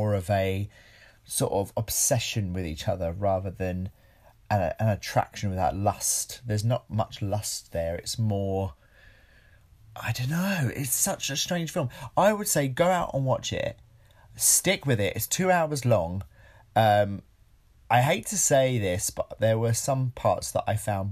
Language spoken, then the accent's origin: English; United Kingdom; we're British